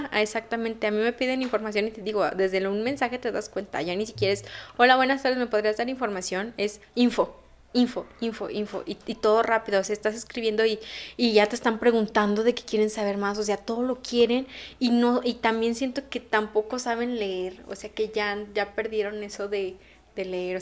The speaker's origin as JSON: {"language": "Spanish", "town": "León", "region": "Guanajuato", "country": "Mexico", "said": "soy de León."}